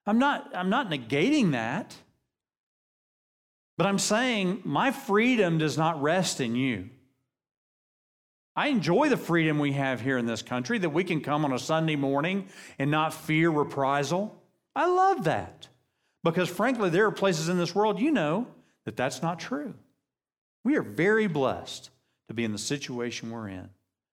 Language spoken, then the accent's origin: English; United States; I love being American.